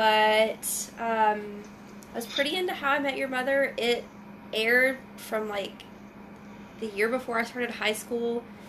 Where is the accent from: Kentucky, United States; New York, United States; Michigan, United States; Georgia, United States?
Georgia, United States; now in Portland, United States; And I'm also in Portland. I'm a transplant from Georgia, so yes, you do detect an accent, and no, it's not cute.